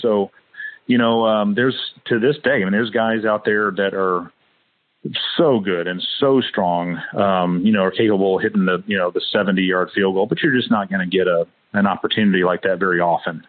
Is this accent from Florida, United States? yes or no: yes; Fort Walton Beach, Florida, United States; moved away; also born or lived in Hawaii; I was born down in Fort Walton Beach, Florida, near Eglin Air Force Base